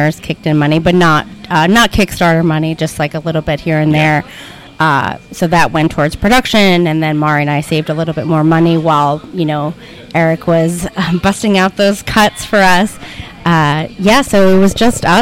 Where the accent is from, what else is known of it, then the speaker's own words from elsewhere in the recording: Yonkers, New York, United States; also born or lived in Bronx; From Yonkers originally